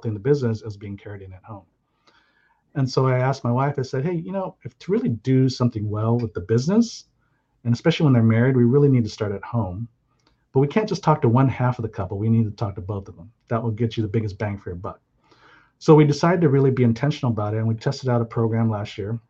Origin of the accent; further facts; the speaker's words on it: San Jose, California, United States; also born or lived in Hawaii; I grew up in Silicon Valley